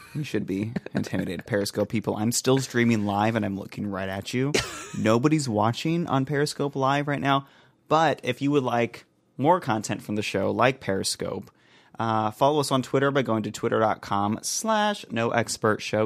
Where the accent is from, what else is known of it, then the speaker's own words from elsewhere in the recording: United States; I'm from the United States of America